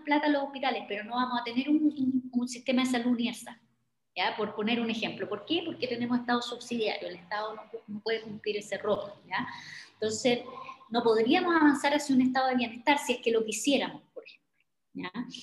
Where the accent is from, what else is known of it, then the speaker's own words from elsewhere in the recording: Chile; como somos chilenos